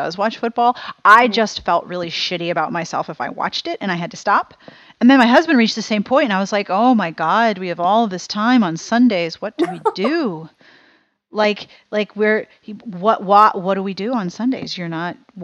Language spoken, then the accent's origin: English; Pittsburgh, Pennsylvania, United States; moved away as an adult; also born or lived in South Carolina; when I was growing up in Pittsburgh, we didn't have Walmart